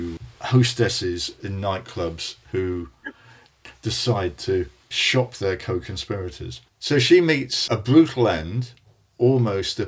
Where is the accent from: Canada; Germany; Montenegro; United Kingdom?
United Kingdom; I'm British, so it's the lift